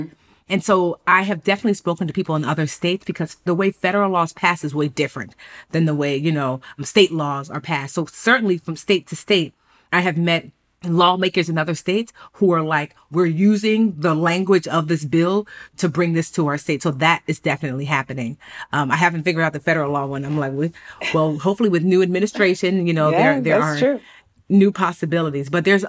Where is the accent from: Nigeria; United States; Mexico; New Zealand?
Nigeria; I'm Nigerian Igbo, and it's a very poetic language.